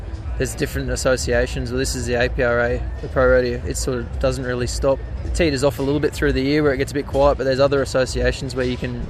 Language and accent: English; Caboolture, Queensland, Australia; Oh, I'm from Caboolture. I've been coming up here since 2011.